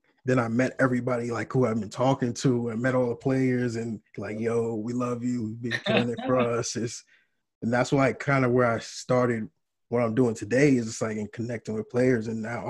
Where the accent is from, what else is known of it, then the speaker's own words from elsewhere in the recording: New York, United States; I grew up in New York, so I'm full-time New Yorker anyway